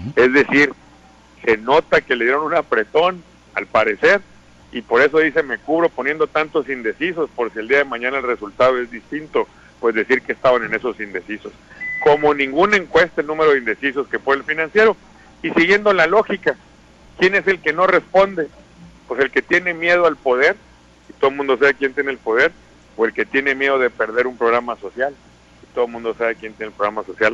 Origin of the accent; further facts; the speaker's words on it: Sinaloa, Mexico; como somos los sinaloenses, con entusiasmo